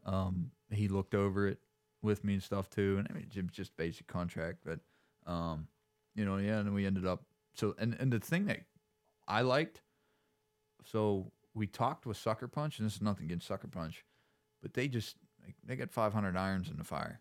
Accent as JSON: {"language": "English", "town": "Altoona", "region": "Pennsylvania", "country": "United States", "also_born_or_lived": "Pittsburgh", "said": "come out from Altoona"}